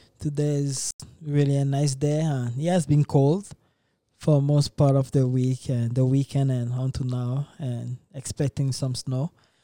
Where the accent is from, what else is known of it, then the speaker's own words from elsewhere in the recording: DR Congo; I'm from Democratic Republic of Congo.